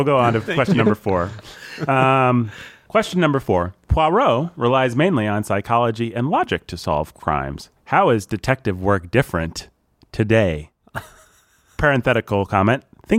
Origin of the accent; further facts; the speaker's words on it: United States; I'm American